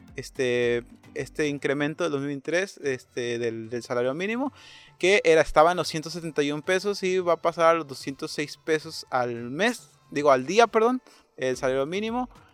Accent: Mexico; somos mexicanos

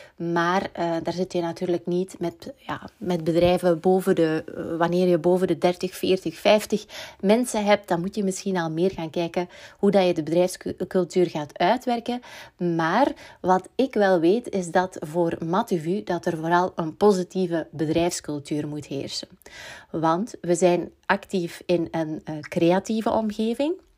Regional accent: Belgium; we als Belg

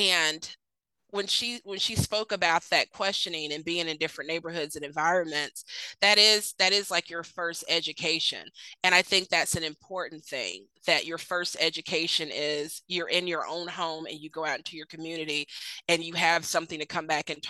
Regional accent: Mississippi, United States; also born or lived in Sandusky, Ohio; I was raised in Mississippi, but was born in Sandusky, Ohio, right up there on Lake Erie

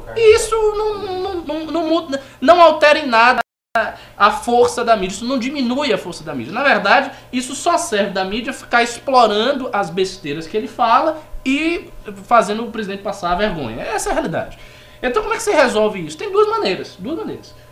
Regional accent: Bahia, Brazil; moved away; quando eu coordenava o MBL lá na Bahia

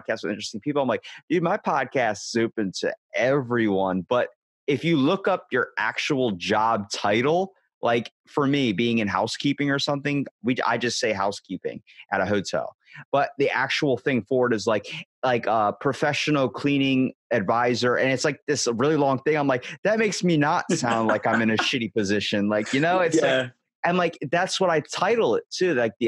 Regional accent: Ocean City, Maryland, United States; I'm from Ocean City, Maryland

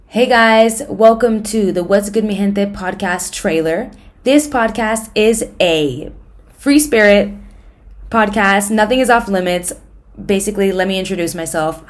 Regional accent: United States; now in Madrid, Spain; I'm from the States

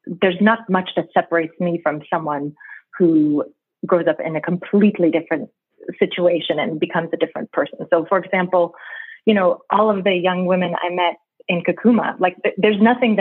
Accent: New York City, New York, United States; now in Geneva, Switzerland; I grew up in Brooklyn, New York

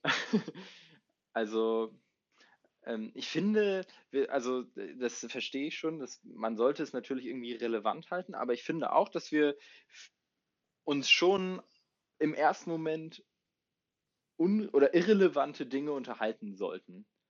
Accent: Hamburg, Germany; moved away as an adult; now in Jönköping, Sweden; Ich komme aus Hamburg

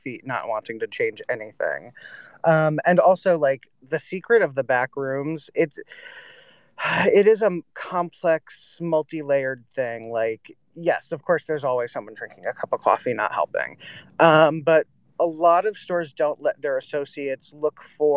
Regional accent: Northern New Jersey, United States; I grew up in Northern New Jersey

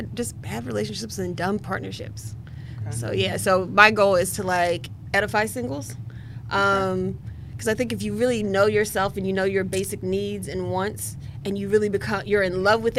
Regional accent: West Virginia, United States; moved away as an adult; now in Washington, D.C., United States; I'm a West Virginia native, and I'm a D.C. resident, Washington, D.C. resident.

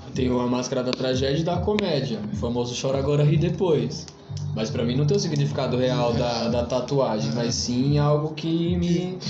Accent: Carapicuíba, São Paulo, Brazil; Sou de Carapicuíba

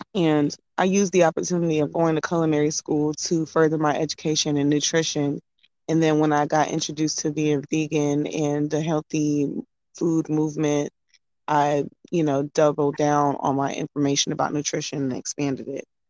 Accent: Durham, North Carolina, United States; also born or lived in Brooklyn, New York; I'm from Brooklyn, New York, but I was raised in Durham, North Carolina.

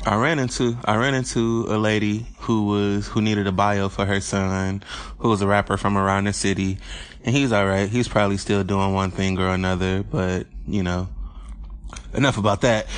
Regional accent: Detroit, Michigan, United States; I grew up in Corktown. So that's one of my favorite neighborhoods over there, right in the Michigan and Trumbull area

